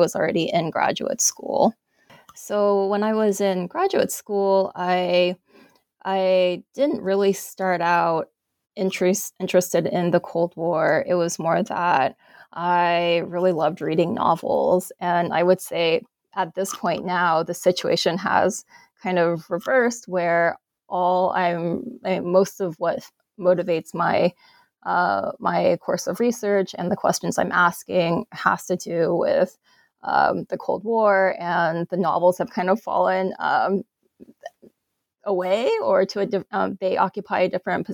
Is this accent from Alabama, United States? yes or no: yes; Alabama, United States; moved away as an adult; also born or lived in Northwestern; I grew up in Alabama